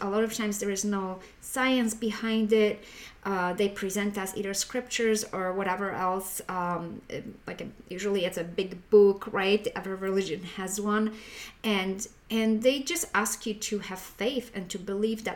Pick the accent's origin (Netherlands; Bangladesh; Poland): Poland; I was raised in Poland, and most of the Poland is Roman Catholic